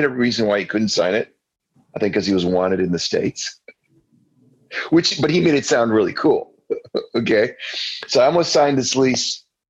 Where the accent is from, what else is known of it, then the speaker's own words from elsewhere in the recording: Windsor, Ontario, Canada; moved away as an adult; also born or lived in Vancouver; So I grew up in Windsor, Ontario.